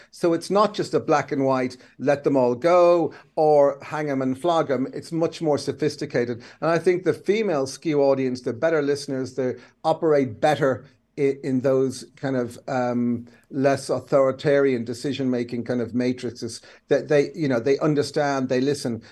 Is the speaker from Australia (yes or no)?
no; Kildare, Leinster, Ireland; I'm Irish, but the other thing is the rest is I'm a Kildare man